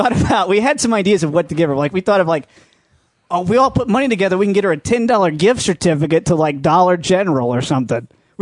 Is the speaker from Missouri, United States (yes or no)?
no; Dallas, Texas, United States; we're from the Dallas area